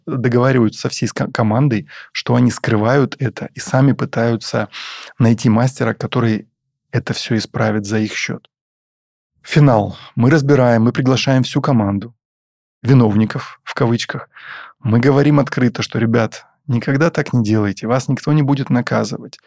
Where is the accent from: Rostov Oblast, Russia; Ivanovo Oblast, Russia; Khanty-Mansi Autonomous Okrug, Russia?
Rostov Oblast, Russia; Taganrog; в Таганроге, в моем родном городе